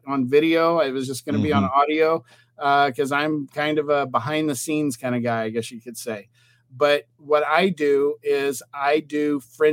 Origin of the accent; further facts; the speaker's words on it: Texas, United States; I'm from Texas